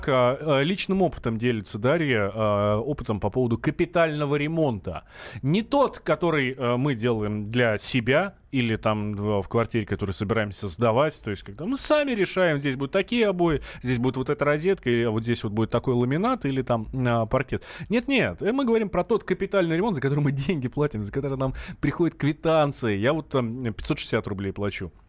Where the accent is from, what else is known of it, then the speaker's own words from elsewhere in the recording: Moscow, Russia; Я, например, э, хоть я и москвич, да, там всю